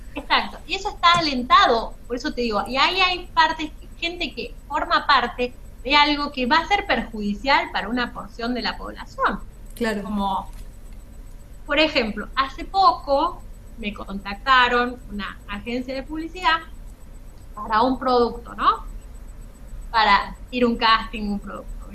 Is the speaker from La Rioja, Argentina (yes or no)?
yes; La Rioja, Argentina; accent: riojana tonada; soy riojana